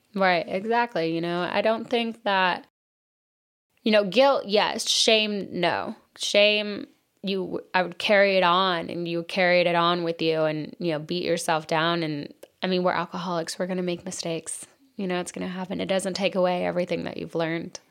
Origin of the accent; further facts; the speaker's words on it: Wichita Falls, Texas, United States; moved away; I am originally from Wichita Falls, Texas.